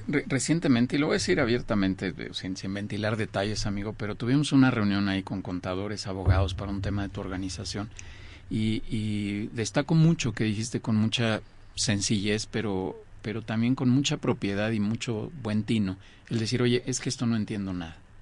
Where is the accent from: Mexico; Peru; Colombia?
Mexico; yo soy mexicano